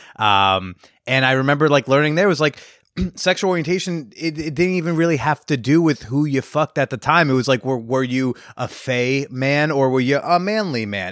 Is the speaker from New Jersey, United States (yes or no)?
yes; New Jersey, United States; I grew up in North Jersey